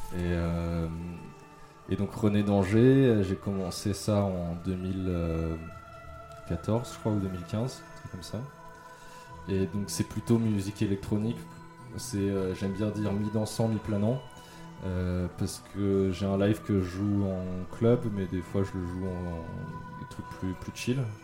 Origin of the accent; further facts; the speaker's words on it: Yvelines, Île-de-France, France; also born or lived in Mantes-la-Jolie / Italy; now in Paris, France; Je suis né à Mantes-la-Jolie. c'est dans les Yvelines. Après j'ai grandi donc dans les Yvelines. Euh, dans le nord de la France, en Italie, et après je suis retourné un peu dans les Yvelines